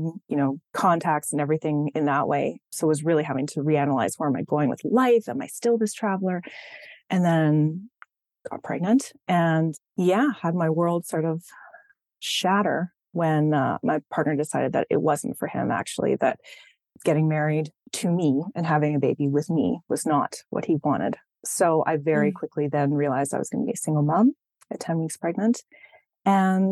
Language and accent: English; Winnipeg, Manitoba, Canada; moved away as an adult; I grew up in Winnipeg